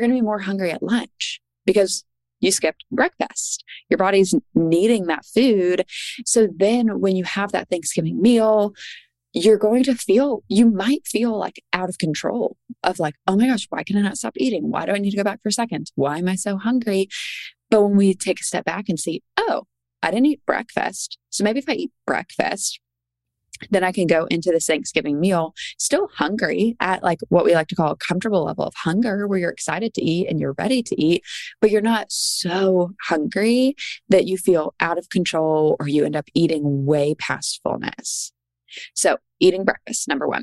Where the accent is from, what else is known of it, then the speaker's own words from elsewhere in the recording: Charleston, South Carolina, United States; I'm from Charleston